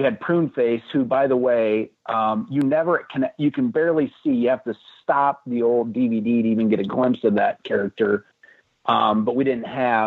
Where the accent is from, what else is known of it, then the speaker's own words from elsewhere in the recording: Iowa, United States; I'm from Iowa. We didn't have all those stores